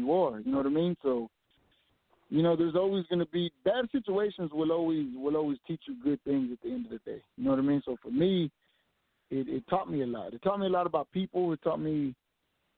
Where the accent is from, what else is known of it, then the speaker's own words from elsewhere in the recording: Fort Worth, Texas, United States; I was born and raised right here in Fort Worth, Texas